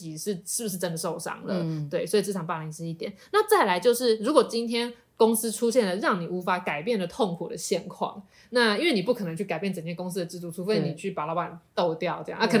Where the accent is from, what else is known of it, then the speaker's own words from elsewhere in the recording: Taiwan; 对，我们就是台湾的创作者，再加上台制的蜡笔做一个 package